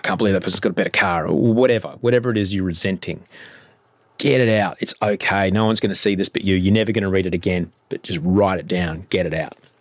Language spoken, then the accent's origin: English; Brisbane, Queensland, Australia; moved away; I'm from Brisbane